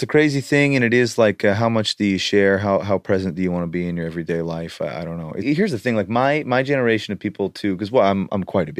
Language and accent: English; Canada; I grew up near the Rocky Mountains in Canada, so you get the thickness.